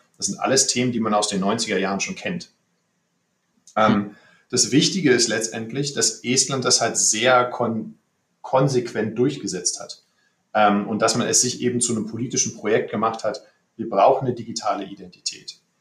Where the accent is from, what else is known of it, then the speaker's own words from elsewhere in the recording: Berlin, Germany; moved away as an adult; now in Tallinn, Estonia; ich bin gebürtiger Berliner